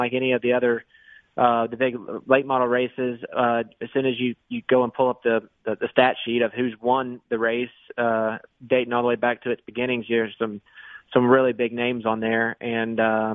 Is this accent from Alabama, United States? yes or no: yes; Montgomery, Alabama, United States; that's my hometown and where I'm from.